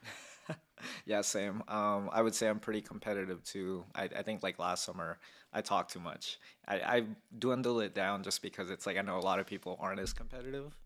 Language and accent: English; North Las Vegas, Nevada, United States; also born or lived in Philippines / Glendale, California; I'm from Vegas 'cause I've lived here all my life.